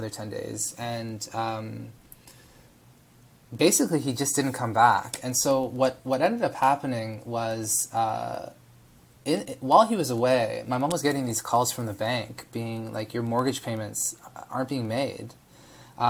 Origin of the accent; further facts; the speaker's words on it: Toronto, Ontario, Canada; also born or lived in Israel; I was born in Israel, immigrated to Canada with my mom, and dad when I was a year and a half old. And my sister, was born here in Toronto, in North York